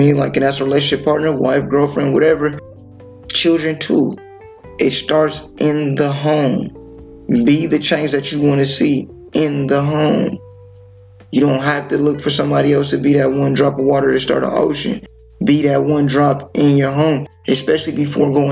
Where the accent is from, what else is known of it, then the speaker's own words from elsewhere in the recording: California, United States; being from California, bro, we can have two different blocks that are like literally a block away beefing with one another. You know, I'm from Seesaw, city full of Crips